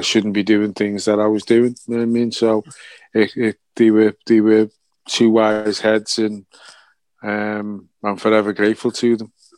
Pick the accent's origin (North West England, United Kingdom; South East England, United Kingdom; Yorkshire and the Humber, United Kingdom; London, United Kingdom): North West England, United Kingdom; Liverpool; my hometown club